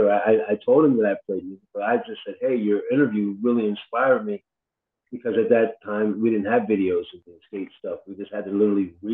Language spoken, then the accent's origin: English; New York, United States; and I grew up playing hardcore in New York.